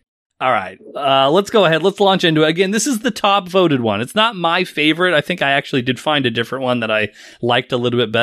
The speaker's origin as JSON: {"language": "English", "country": "United States", "said": "we as Americans"}